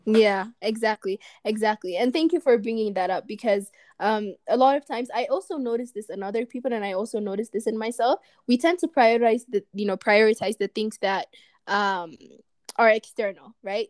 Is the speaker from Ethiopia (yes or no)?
yes; Ethiopia; moved away as an adult; growing up in Ethiopia